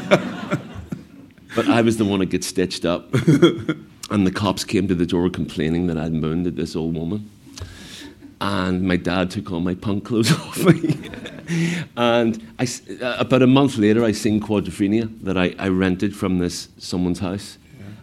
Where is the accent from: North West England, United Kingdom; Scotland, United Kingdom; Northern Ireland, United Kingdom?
Northern Ireland, United Kingdom; Belfast; growing up in Belfast in the 70s, most of the time you just weren't allowed out